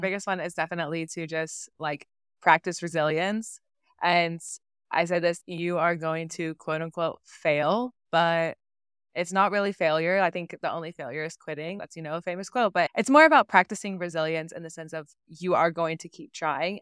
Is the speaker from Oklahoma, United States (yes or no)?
yes; Oklahoma, United States; moved away; I grew up in Oklahoma